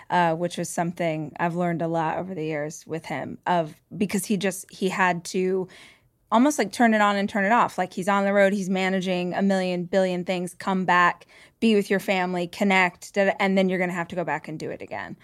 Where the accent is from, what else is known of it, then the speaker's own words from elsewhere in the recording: Bakersfield, California, United States; moved away; I grew up in Bakersfield